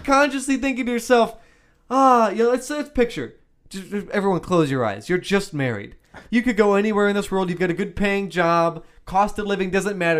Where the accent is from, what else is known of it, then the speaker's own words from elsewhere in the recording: Wisconsin, United States; we're from Wisconsin